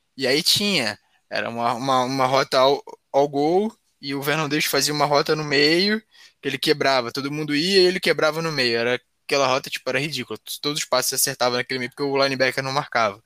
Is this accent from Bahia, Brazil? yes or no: no; Rio de Janeiro, Brazil; eu sou do Rio.